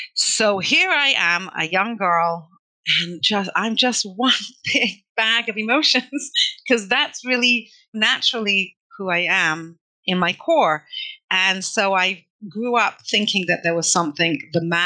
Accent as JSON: {"language": "English", "region": "London", "country": "United Kingdom", "tie": "born or raised there", "moved": "yes", "lives_now": "Toronto, Canada", "said": "I grew up in London, England"}